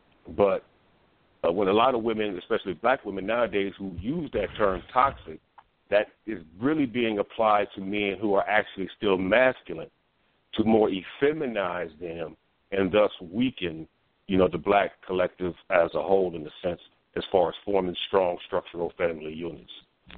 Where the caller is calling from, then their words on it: Nebraska, United States; I'm calling from Nebraska.